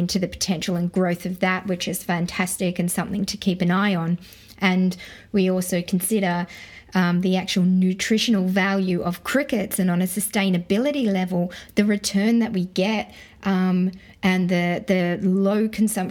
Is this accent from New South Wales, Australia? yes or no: yes; Sydney, New South Wales, Australia; my brother and I grew up in Western Sydney